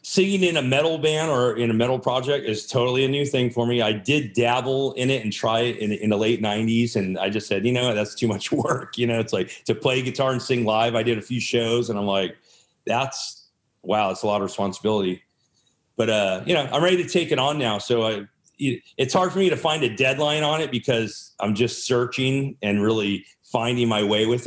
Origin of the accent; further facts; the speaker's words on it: Sacramento, California, United States; also born or lived in San Francisco; now in Los Angeles, United States; I was born in Sacramento.